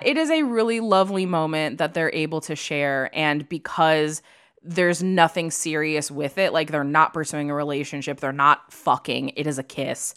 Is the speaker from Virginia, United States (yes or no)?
no; Illinois, United States; I grew up in Illinois